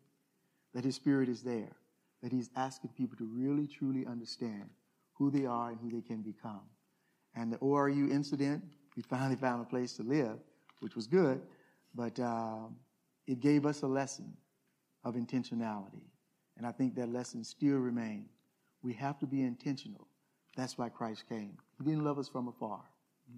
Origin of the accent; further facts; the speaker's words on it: Glen Allan, Mississippi, United States; moved away; I'm this kid from Glen Allen, Mississippi